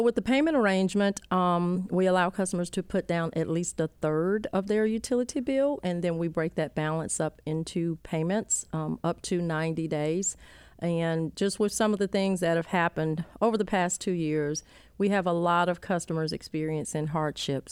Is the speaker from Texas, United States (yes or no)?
no; Rock Hill, South Carolina, United States; born and raised in Rock Hill